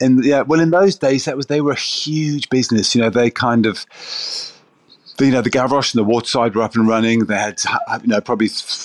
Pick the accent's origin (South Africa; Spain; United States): South Africa; now in United Kingdom; I grew up in South Africa. Food in South Africa, certainly in those days, was pretty basic stuff.